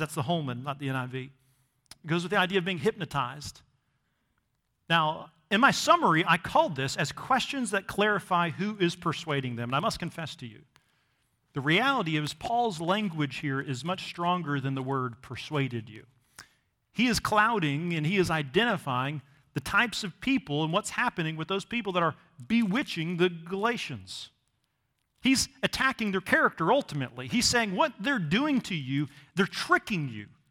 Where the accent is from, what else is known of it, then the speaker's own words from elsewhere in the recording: Missouri, United States; growing up in Missouri, I never actually saw the ocean until I was a teenager